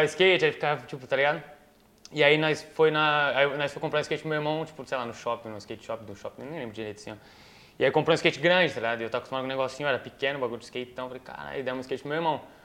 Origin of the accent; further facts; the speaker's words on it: Itapecerica da Serra, São Paulo, Brazil; eu nasci em São Paulo, mas eu morava em Itapsirica ali, da Serra